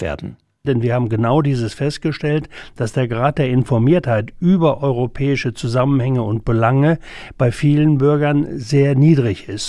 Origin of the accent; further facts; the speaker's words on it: Germany; wir Deutsche